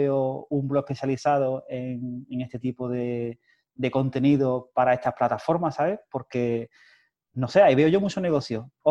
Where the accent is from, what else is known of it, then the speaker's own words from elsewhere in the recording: Cádiz, Andalusia, Spain; nosotros somos de Cádiz